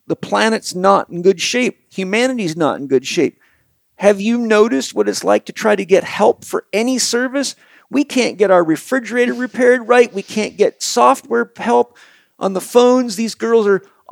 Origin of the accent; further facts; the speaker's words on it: United States; I'm an American